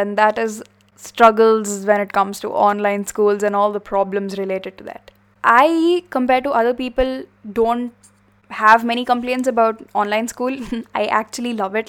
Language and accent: English; India; we are from India